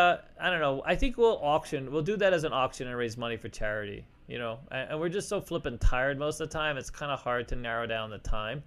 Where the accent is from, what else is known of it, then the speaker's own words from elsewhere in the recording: Colorado, United States; Because absolutely, coming to town, I'm from Colorado, and when I get to Vegas